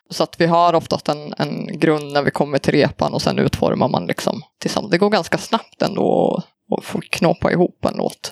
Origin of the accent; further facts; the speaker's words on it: Söderhamn, Gävleborg County, Sweden; moved away as an adult; now in Luleå, Sweden; jag är ju då från Söderhamn från början i Hälsingland